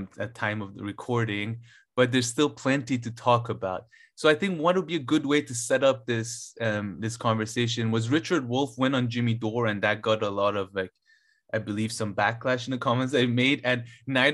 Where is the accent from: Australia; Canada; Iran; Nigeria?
Iran; moved away; I was born in Iran